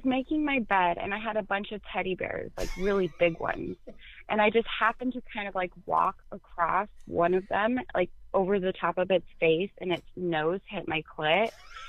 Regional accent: Arizona, United States; he lived in a cul-de-sac here in Arizona, because I'm from Arizona, so it's all desert just for, like, miles.

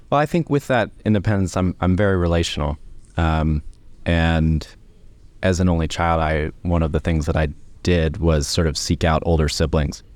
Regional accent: Columbus, Ohio, United States; moved away as an adult; now in United Kingdom; I'm from Ohio, originally, Columbus, Ohio

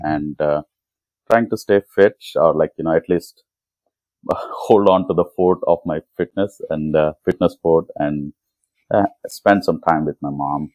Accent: Hyderabad, Telangana, India; now in San Diego, United States; I'm originally from Hyderabad. I mean from India

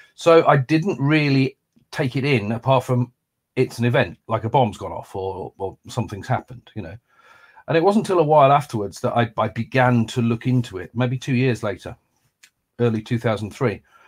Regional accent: Lancaster, North West England, United Kingdom; moved away as an adult; also born or lived in London; I grew up in Lancaster

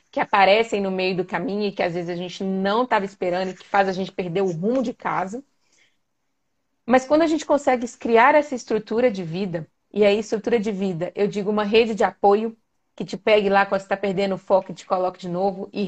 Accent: Belo Horizonte, Minas Gerais, Brazil; Se tô saindo de Minas, tá, gente? Eu sou de BH.

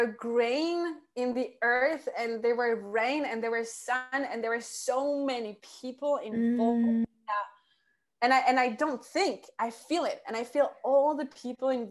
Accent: France; moved away as an adult; also born or lived in south of France; being locked for almost a year now in France, in my hometown, in my parents' house

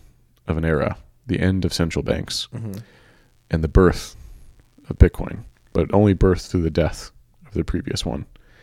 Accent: San Francisco, California, United States; by the way, I'm from San Francisco, so I gotta clarify this.

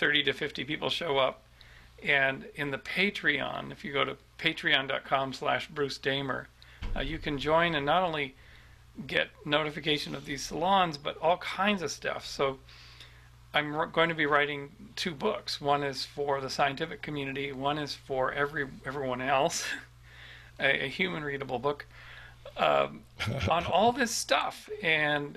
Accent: Vancouver, British Columbia, Canada; moved away; returning to Vancouver and Spirit Plant Medicine sometime soon, and bringing Catherine and seeing my relatives, all my hometown relatives.

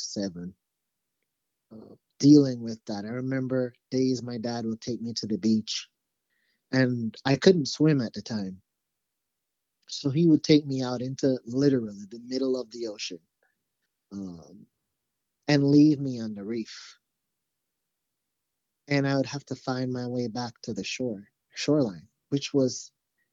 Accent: Jamaica; moved away as an adult; now in United States; I actually grew up in Jamaica, so I'm not from the United States. I came here to the United States when I was 18

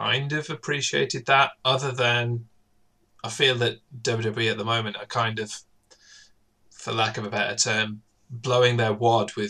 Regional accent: Wales, United Kingdom; I grew up in Wales, so I'm trained to roll my R's.

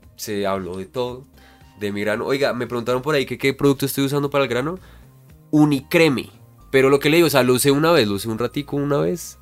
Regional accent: Bogotá, Colombia; yo soy Rolo

